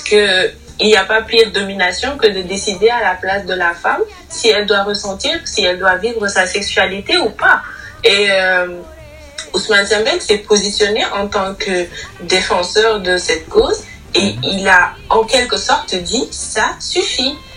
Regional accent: Senegal; nous sommes africains, nous sommes sénégalais

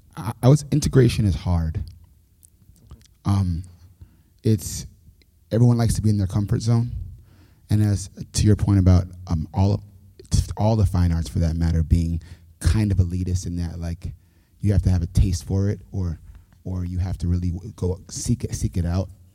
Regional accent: New York City, New York, United States; moved away as an adult; now in Nashville, United States; born and raised in New York City

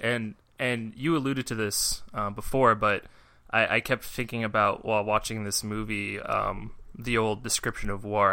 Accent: United States; we're American

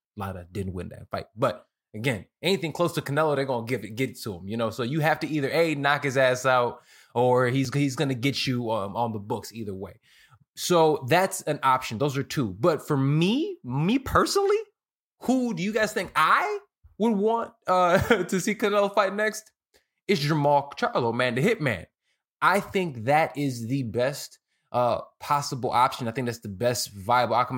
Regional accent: Chicago, Illinois, United States; I'm from Chicago

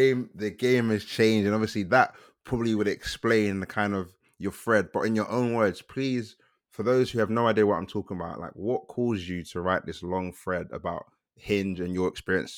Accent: Nigeria; Like, I'm Nigerian

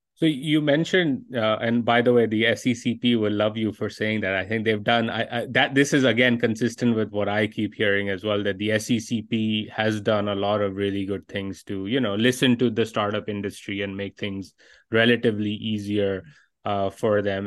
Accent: Pakistan; my own experiences growing up in Pakistan

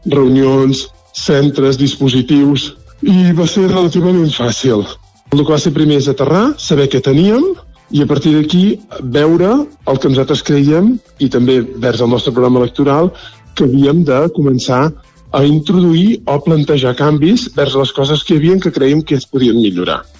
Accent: Vic, Catalonia, Spain; moved away as an adult; now in Folgueroles, Spain; jo sóc nouvingut, vaig arribar al 2020, a plena pandèmia, vivia, era biguetà

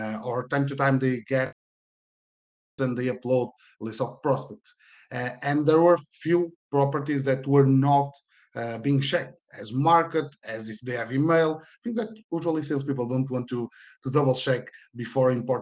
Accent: Porto, Norte, Portugal; I'm from Portugal, in Porto.

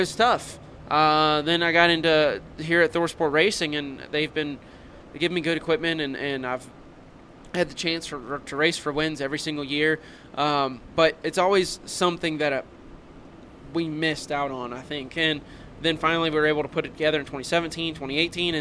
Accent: Louisville, Kentucky, United States; moved away; also born or lived in North Carolina; We come from Louisville, Kentucky

